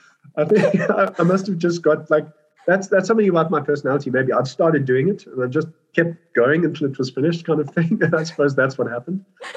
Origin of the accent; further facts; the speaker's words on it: Birmingham, West Midlands, United Kingdom; also born or lived in South Africa; So I was born in South Africa, but we moved to England. My dad got a job in Birmingham, and we moved as a family, and we were living in this farmhouse.